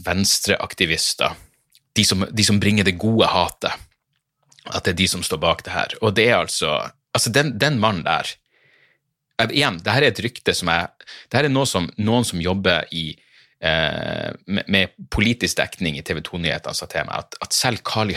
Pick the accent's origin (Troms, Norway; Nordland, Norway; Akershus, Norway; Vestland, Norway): Nordland, Norway; Narvik; jeg kommer fra Narvik